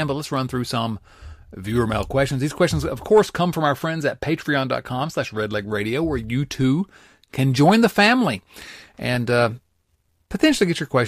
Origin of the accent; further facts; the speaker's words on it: United States; I'm an American